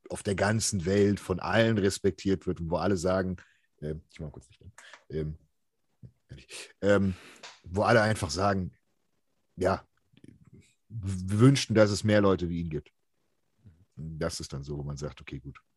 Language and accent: German; Switzerland; deutschsprachiger Raum, jetzt nicht deutsch, sondern als Schweizer, ja.